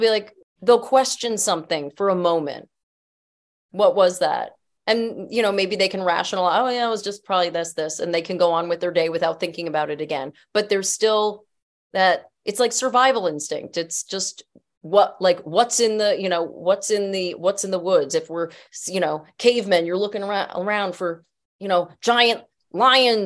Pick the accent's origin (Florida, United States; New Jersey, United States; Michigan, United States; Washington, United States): New Jersey, United States; I grew up in Jersey